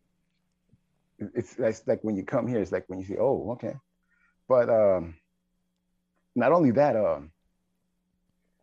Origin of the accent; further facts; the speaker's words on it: San Luis Potosí, Mexico; moved away; I was born in San Luis Potosí, Mexico